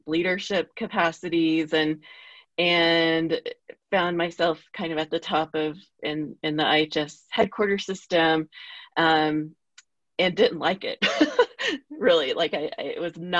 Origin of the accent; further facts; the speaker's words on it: Oklahoma, United States; now in Albuquerque, United States; I'm from Oklahoma, but I live in New Mexico.